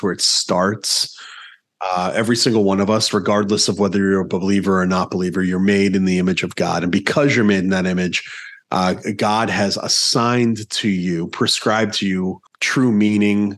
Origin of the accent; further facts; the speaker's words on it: East Coast, United States; moved away; I grew up on the East Coast.